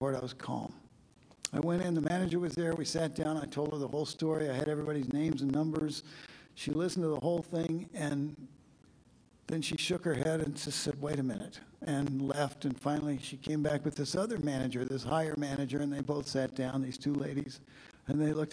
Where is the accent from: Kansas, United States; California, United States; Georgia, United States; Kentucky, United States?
Kansas, United States; I'm from Kansas.